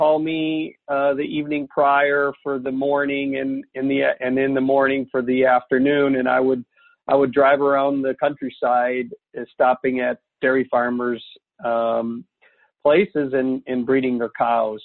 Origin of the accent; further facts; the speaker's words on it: the Midwest, Iowa, United States; moved away as an adult; also born or lived in Texas / Wisconsin; I grew up in the Midwest, and part of that was on a farm in Iowa